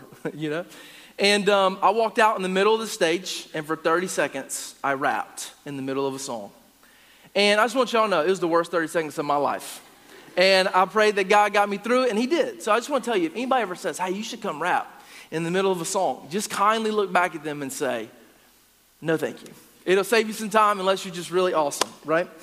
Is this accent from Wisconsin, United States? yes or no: no; Gastonia, North Carolina, United States; now in Upstate South Carolina, United States; I'm originally from Gastonia, North Carolina